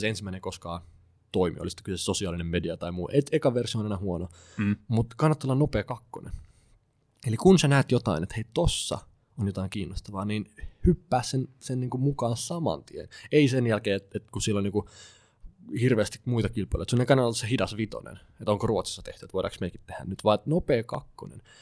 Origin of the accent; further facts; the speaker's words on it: Klaukkala, Uusimaa, Finland; mä itse kotoisin Klaukkalassa